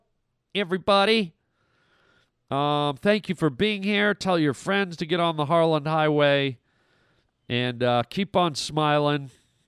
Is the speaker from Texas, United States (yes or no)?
no; near Buffalo, New York, United States; moved away; I grew up near Buffalo